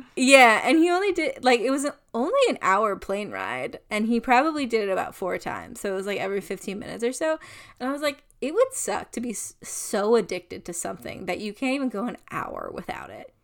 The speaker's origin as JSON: {"language": "English", "country": "United States", "said": "I am a white person from America"}